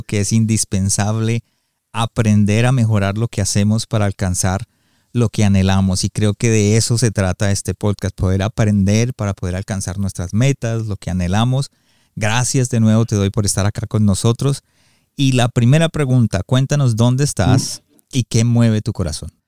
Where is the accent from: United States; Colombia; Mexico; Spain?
United States; yo crecí en Estados Unidos